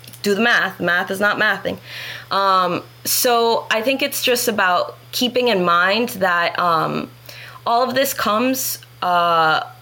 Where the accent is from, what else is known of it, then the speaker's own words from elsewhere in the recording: Broward County, Florida, United States; I grew up in Broward County public school systems